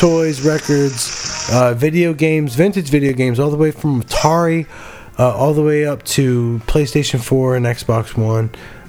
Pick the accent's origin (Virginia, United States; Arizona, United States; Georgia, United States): Virginia, United States; Fairfax; also born or lived in Warrenton, Virginia; I grew up in Fairfax. Like, I would have went to Falls Church High School.